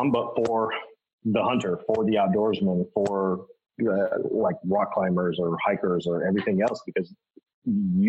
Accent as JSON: {"language": "English", "town": "Boise", "region": "Idaho", "country": "United States", "tie": "born or raised there", "said": "growing up in Boise, that's where bodybuilding.com came from"}